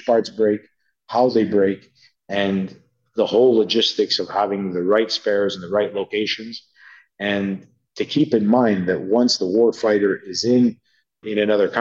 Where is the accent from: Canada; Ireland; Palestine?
Canada; as a Canadian and a taxpayer